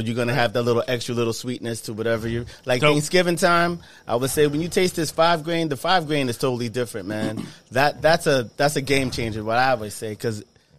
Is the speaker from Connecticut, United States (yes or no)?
yes; Waterbury, Connecticut, United States; born or raised there